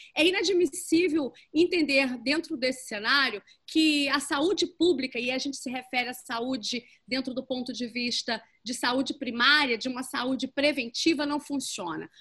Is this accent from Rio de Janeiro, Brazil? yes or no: yes; Rio de Janeiro, Brazil; todos nós merecemos enquanto cariocas